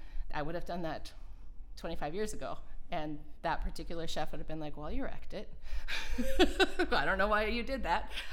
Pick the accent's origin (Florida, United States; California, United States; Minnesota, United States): Minnesota, United States; accent: Minnesota; moved away; also born or lived in Colorado; my Minnesota accent